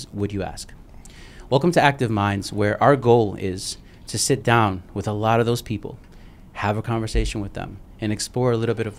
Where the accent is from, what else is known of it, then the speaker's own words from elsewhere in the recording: New York City, New York, United States; now in Miami, United States; Brooklyn, but I've been coming here all my life, and now this is home